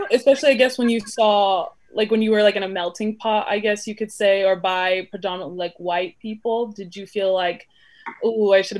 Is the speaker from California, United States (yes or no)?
yes; Burbank, California, United States; I was in Burbank, so melting pot.